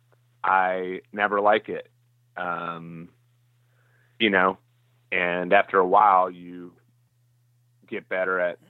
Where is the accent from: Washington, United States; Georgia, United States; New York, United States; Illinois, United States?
Georgia, United States; Roswell; moved away as an adult; also born or lived in Athens, Georgia; now in Nashville, United States; I was probably 5 when I moved there. And I grew up there in Atlanta